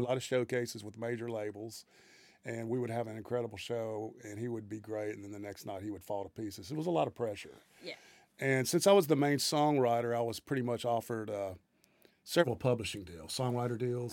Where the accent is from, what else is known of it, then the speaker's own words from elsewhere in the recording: Greenville, Mississippi, United States; moved away as an adult; now in Nashville, United States; I'm from uh, the Mississippi Delta. My hometown is uh, considered to be the birthplace of the blues, Greenville, Mississippi